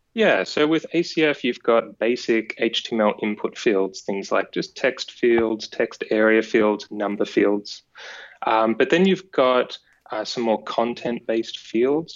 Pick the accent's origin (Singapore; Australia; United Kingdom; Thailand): Australia; Aireys Inlet, Victoria; born or raised there